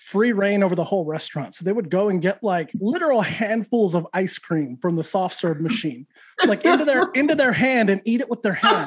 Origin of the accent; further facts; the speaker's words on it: Santa Fe, New Mexico, United States; Santa Fe, New Mexico, born and raised